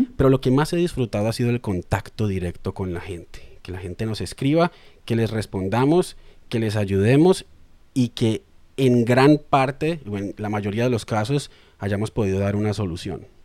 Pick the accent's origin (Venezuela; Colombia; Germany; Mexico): Colombia; Cali, Valle del Cauca; moved away as an adult; also born or lived in Bogotá, Colombia; now in Australia; nací en Cali y cuando terminé el colegio por allá en 2008 decidí estudiar periodismo